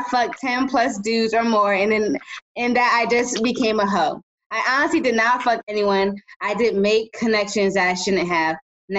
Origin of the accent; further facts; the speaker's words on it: Los Angeles, California, United States; I'm a 14 Island gal, immigrant, cancer, nurse, weed smoker raised in South Central LA.